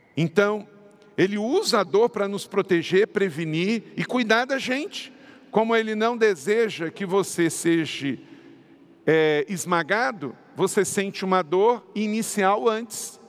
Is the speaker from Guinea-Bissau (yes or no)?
no; Macaé, Rio de Janeiro, Brazil; Eu fui criado em Macaé